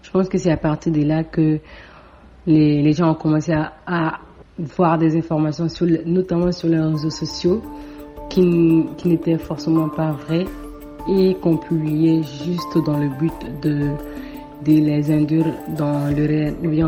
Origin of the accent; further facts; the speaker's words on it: Mali; now in Dakar, Senegal; je suis étudiante à Dakar, je suis malienne.